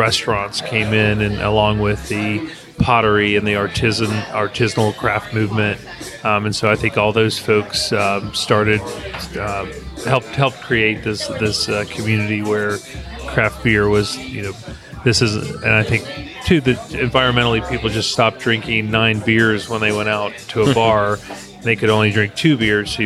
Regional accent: Kentucky, United States; moved away as an adult; now in Asheville, United States; I grew up in Kentucky and went to in Lexington

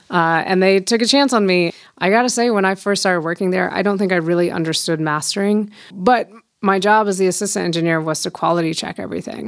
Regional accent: Fort Collins, Colorado, United States; also born or lived in Denver, Colorado / Boulder, Colorado; born and raised in Fort Collins

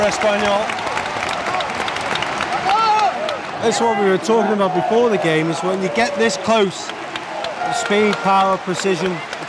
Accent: England, United Kingdom

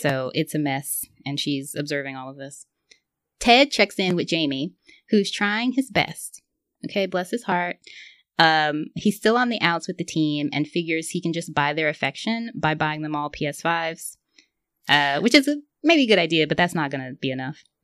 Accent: the South, United States; I grew up in the South

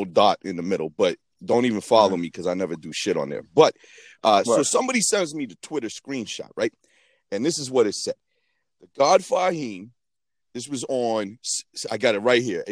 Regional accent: Boston, Massachusetts, United States; also born or lived in New York; I'm from Boston

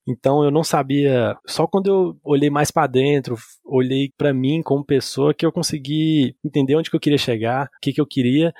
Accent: Montes Claros, Minas Gerais, Brazil; moved away as an adult; now in Brasília, Brazil; eu me vi em Montes Claros sem, sem oportunidade, sem pra onde ir

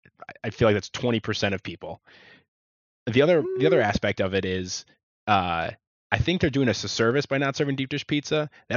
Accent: Chicago, Illinois, United States; I'm on a crusade to say deep dish pizza should not be Chicago's like claim to fame in terms of pizza. We have better

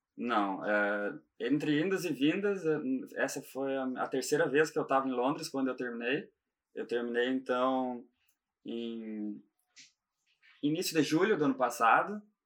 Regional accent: Gaúcho, Rio Grande do Sul, Brazil; moved away as an adult; also born or lived in Italy / London; now in Ireland; eu sou gaúcho

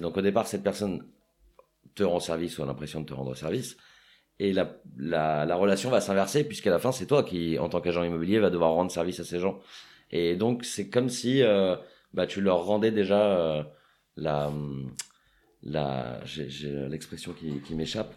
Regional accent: Paris, Île-de-France, France; j'ai grandi à Paris

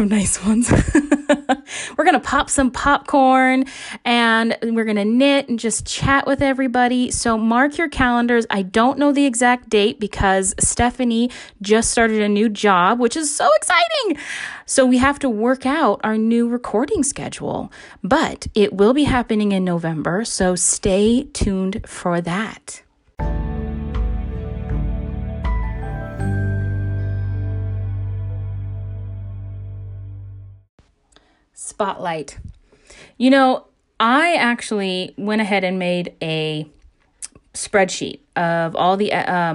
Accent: Alaska, United States; my home state of Alaska

